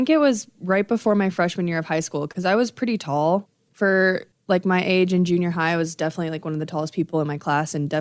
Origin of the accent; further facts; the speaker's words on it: Nebraska, United States; growing up in Nebraska